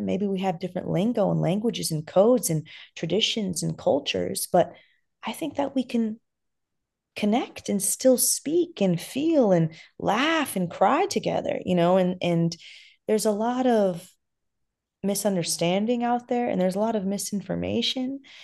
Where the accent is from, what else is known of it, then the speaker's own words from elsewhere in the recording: Los Angeles, California, United States; originally, I'm from Afghanistan, but I was born and raised in Los Angeles